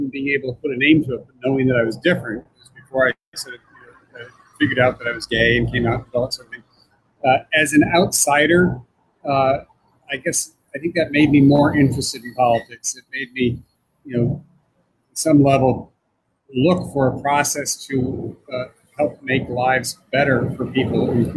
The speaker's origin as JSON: {"language": "English", "town": "Iowa City", "region": "Iowa", "country": "United States", "tie": "born or raised there", "moved": "yes", "said": "I grew up in Iowa City, Iowa, which was a university community."}